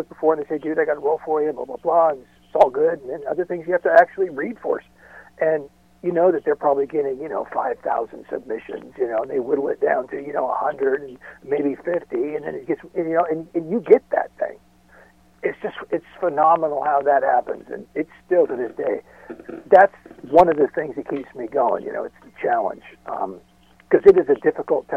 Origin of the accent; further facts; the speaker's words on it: about 40 miles north of Los Angeles, Southern California, United States; I moved back down to Southern California where I'm from. I was born and raised in California, about 40 miles north of Los Angeles